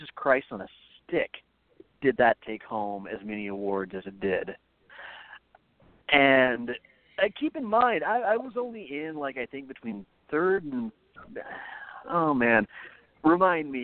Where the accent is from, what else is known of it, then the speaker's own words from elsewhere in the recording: Minnesota, United States; moved away; also born or lived in South Dakota; this was back when I was growing up in Minnesota, and then years later, I would move to South Dakota when my dad changed jobs